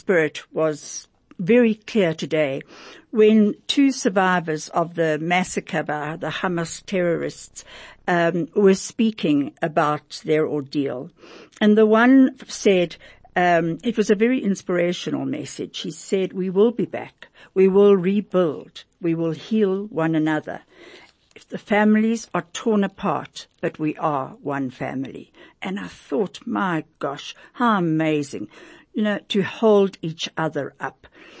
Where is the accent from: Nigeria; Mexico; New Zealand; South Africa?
South Africa; As an Indian kid growing up in apartheid South Africa, rugby was never on my radar.